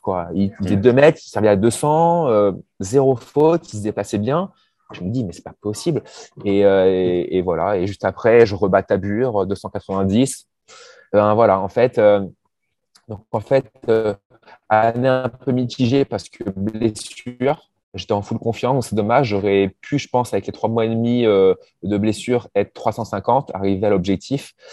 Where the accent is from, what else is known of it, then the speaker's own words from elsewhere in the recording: Normandy, France; je suis normand